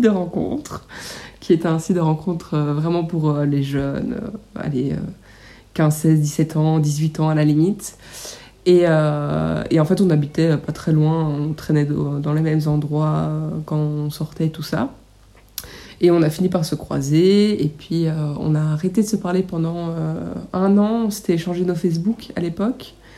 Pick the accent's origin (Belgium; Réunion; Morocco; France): Belgium; on vient de Belgique